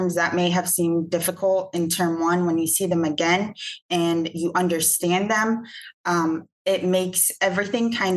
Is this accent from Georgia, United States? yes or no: yes; Atlanta, Georgia, United States; I'm from Atlanta, Georgia